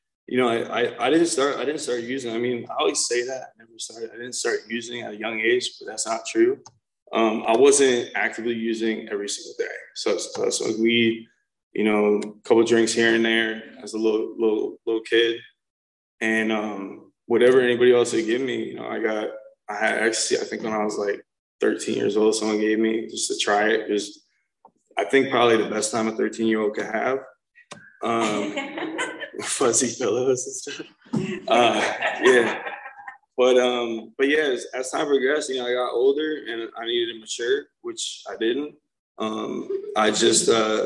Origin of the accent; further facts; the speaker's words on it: New Jersey, United States; I'm from New Jersey, North Jersey, so like real Jersey, New York City area